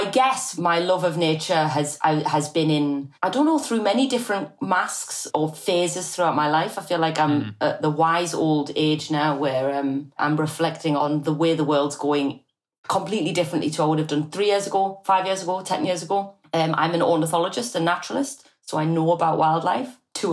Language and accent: English; Newcastle upon Tyne, North East England, United Kingdom; I'm from Newcastle